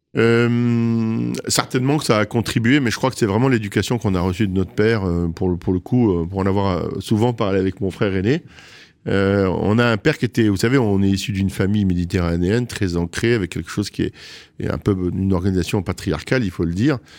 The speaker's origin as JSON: {"language": "French", "town": "Marrakech", "region": "Marrakesh-Safi", "country": "Morocco", "tie": "born or raised there", "moved": "as an adult", "lives_now": "Paris, France", "said": "je suis né à Marrakech"}